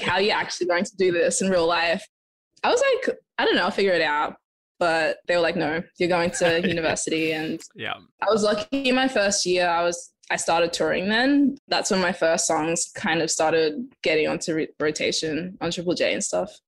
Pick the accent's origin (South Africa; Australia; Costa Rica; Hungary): Australia; Adelaide, South Australia; moved away as an adult; also born or lived in Zimbabwe; now in Los Angeles, United States; I'm originally from Zimbabwe. I was born there and lived in Adelaide, and now I'm in Los Angeles